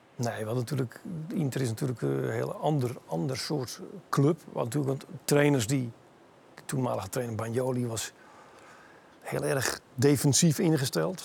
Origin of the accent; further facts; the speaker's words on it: Netherlands; moved away as an adult; also born or lived in Italy; als Nederlandse jongen